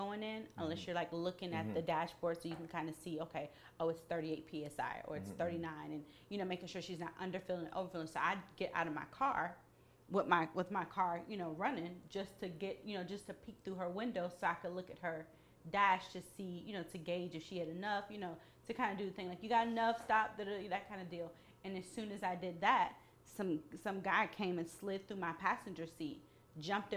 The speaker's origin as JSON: {"language": "English", "town": "Atlanta", "region": "Georgia", "country": "United States", "said": "I'm from Atlanta"}